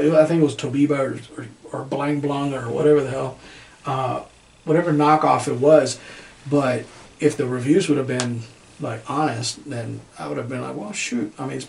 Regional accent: United States; we're American

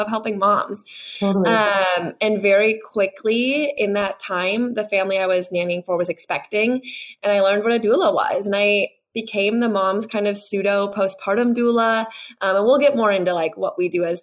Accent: Wisconsin, United States; moved away as an adult; also born or lived in Chicago, Illinois; now in California, United States; I'm from the Midwest, grew up in Wisconsin, small town

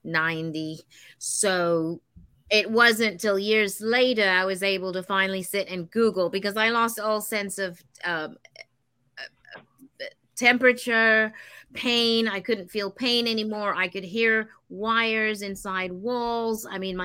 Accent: Denmark; because I lived in a very, very big Victorian house back home in Denmark.

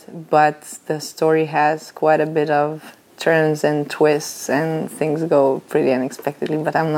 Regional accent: Vilnius, Lithuania; I'm from Vilnius, Lithuania

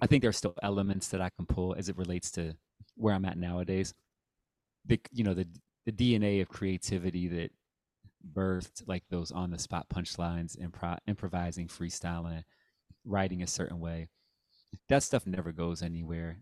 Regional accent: Dayton, Ohio, United States; moved away as an adult; also born or lived in Cincinnati, Ohio / Columbus, Ohio; now in San Diego, United States; I grew up in Dayton

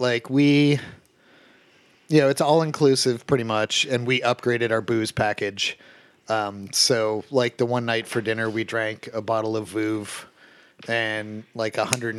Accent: Ohio, United States

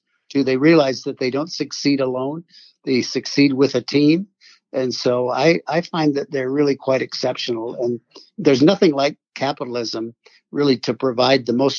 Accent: a little town in Michigan, United States; So I grew up in the Midwest, sure. A little town in Michigan.

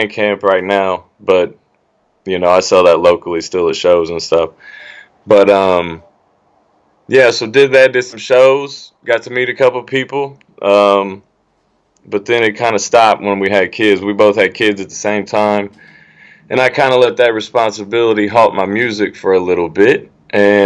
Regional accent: Indianapolis, Indiana, United States; I'm from Indianapolis, Indiana

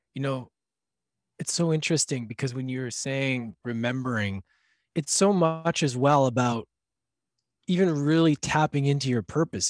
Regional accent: Canada; I'm from Canada, so we, my, all my family came from Europe

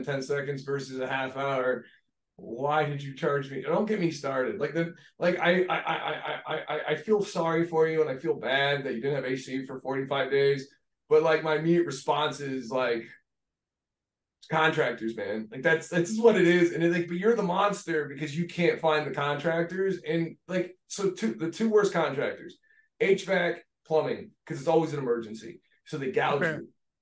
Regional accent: Pennsylvania, United States; I'm from Pennsylvania

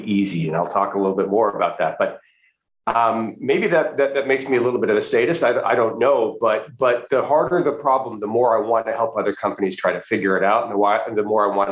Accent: Western Canada, Canada; moved away as an adult; also born or lived in Florida, United States / Washington DC area, United States; now in United States; I'm originally from Western Canada, born and raised in Western Canada, went to school there, but I did come to graduate school here in the US

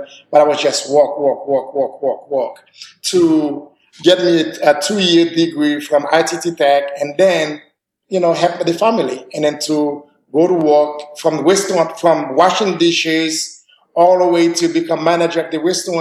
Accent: Haiti; now in Nashville, United States; I'm from Haiti

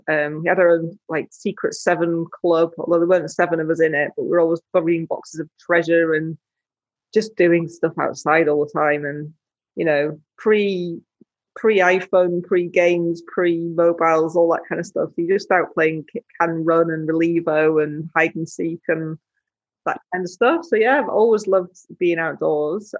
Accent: Yorkshire and the Humber, United Kingdom; I grew up in West Yorkshire

